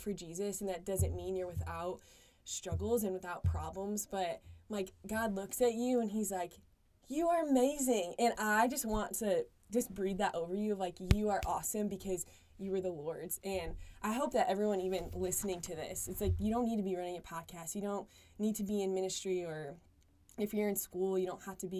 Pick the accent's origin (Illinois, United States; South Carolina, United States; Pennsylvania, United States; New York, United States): New York, United States; Western; moved away; I'm from Western New York